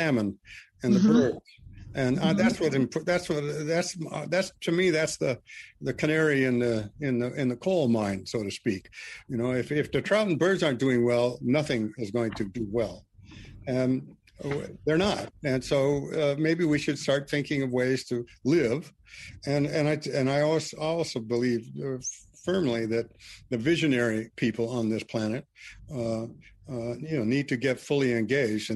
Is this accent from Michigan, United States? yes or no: no; Missoula, Montana, United States; also born or lived in Vancouver Island; my hometown, Missoula